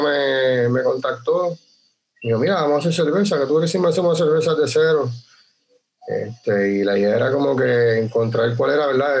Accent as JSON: {"language": "Spanish", "town": "Utuado", "country": "Puerto Rico", "tie": "born or raised there", "also_born_or_lived": "San Juan", "said": "nosotros somos naturales de Utuado, pero nos habíamos ido a estudiar fuera del pueblo"}